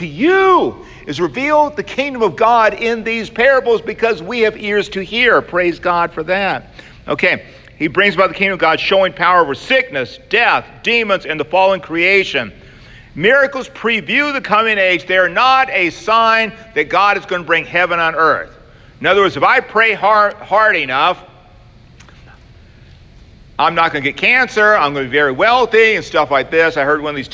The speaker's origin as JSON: {"language": "English", "region": "Georgia", "country": "United States", "said": "I'm from Georgia"}